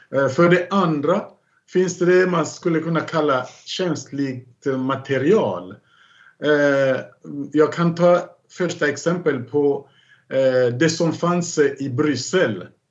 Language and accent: Swedish; Kinkenge, DR Congo; moved away; nära Kinkenge, där jag kommer ifrån